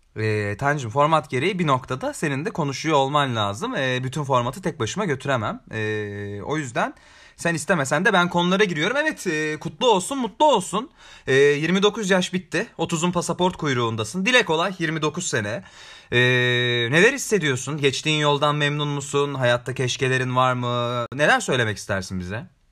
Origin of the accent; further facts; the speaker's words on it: Ankara, Turkey; Özellikle Ankara eşrafında orada doğdum.